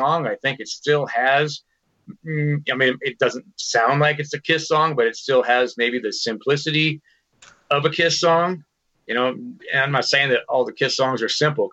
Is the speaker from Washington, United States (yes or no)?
yes; Washington, United States; I grew up here in Washington, so I knew the guys in …, you know, when I was a kid